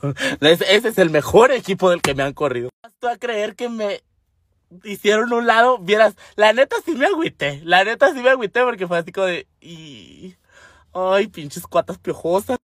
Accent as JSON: {"language": "Spanish", "town": "Temoris", "region": "Chihuahua", "country": "Mexico", "accent": "norteño", "said": "los mejores tamales se hacen en mi tierra"}